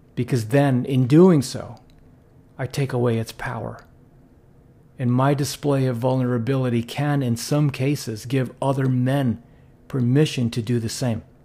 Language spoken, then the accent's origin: English; Philippines; growing up in the Philippines